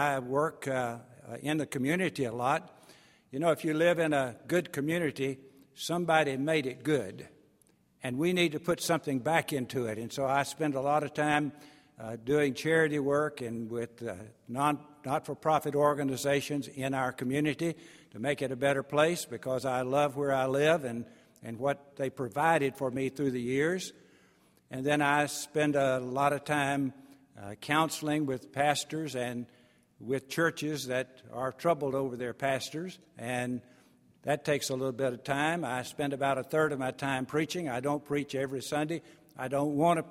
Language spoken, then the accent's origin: English; East Texas, United States; I'm from East Texas